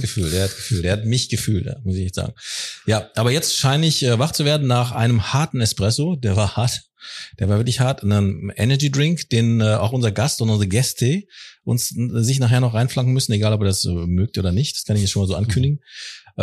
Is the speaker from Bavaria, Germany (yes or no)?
no; Ruhr area, North Rhine-Westphalia, Germany; Jetzt sind wir in meiner Heimat. Da freue ich mich im Ruhrgebiet